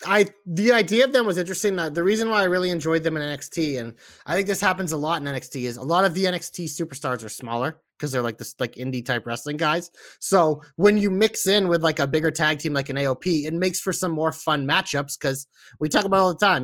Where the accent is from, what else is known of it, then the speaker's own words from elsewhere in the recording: Boston, Massachusetts, United States; accent: Boston; I have a little bit of a Boston accent myself